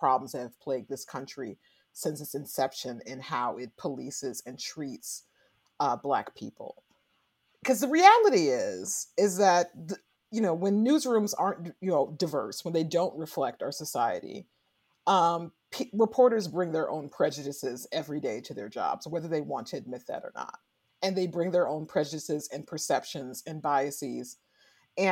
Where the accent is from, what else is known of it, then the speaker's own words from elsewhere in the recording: St. Louis, Missouri, United States; also born or lived in Carbondale, Illinois; I grew up in St. Louis, Missouri, and in Carbondale, Illinois